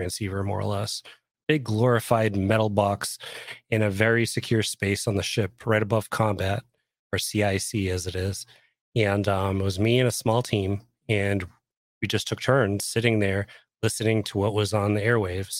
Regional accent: Boston, Massachusetts, United States; I grew up in Boston

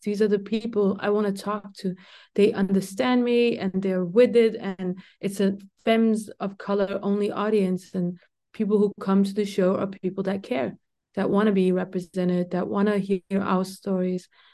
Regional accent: Denmark; I grew up in Denmark

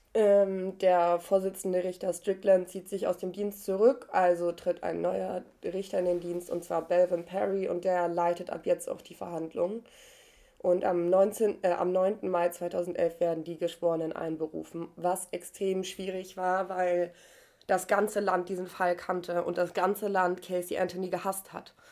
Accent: Germany; bei uns in Deutschland

